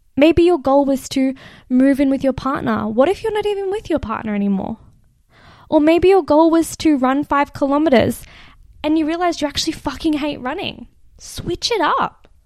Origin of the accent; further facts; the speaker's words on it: Australia; accent: Australian; my Australian accent